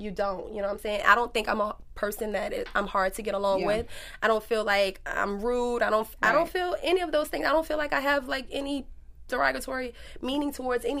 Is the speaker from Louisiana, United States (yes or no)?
yes; New Orleans, Louisiana, United States; I'm from New Orleans